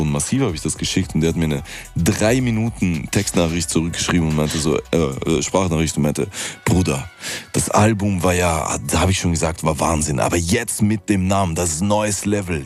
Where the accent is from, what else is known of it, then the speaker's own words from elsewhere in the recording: Vienna, Austria; weil das meine Heimatstadt ist